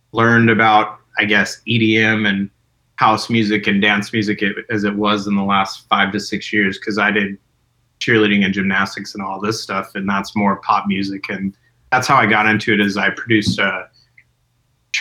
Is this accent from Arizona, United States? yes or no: yes; Arizona, United States; moved away as an adult; also born or lived in Texas / Oklahoma / Missouri; I'm from Arizona.